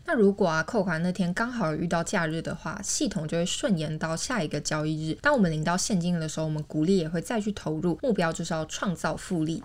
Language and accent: Chinese; Taiwan; 因为我们就是台湾人嘛